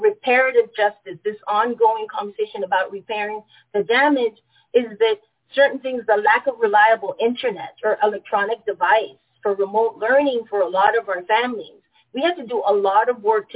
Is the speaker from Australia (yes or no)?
no; Panama; moved away; I was born and raised into the Jim Crow colonized territory of Panama